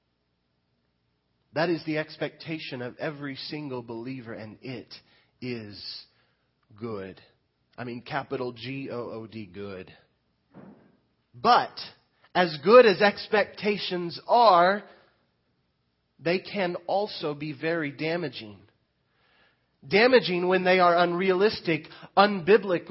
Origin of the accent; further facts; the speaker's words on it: Lamar, Missouri, United States; now in Mount Vernon, United States; I grew up in Lamar